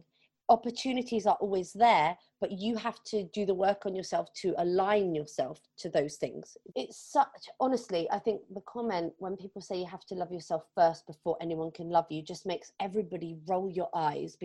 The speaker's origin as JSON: {"language": "English", "town": "Plymouth", "region": "South West England", "country": "United Kingdom", "tie": "born or raised there", "also_born_or_lived": "London", "moved": "as an adult", "said": "my hometown in Plymouth, which is on the southwest coast of England."}